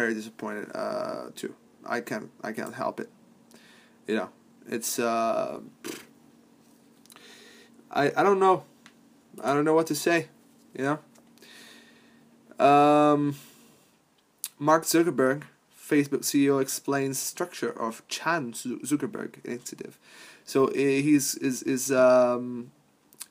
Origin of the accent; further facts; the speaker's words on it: Palermo, Sicily, Italy; moved away; my hometown of Palermo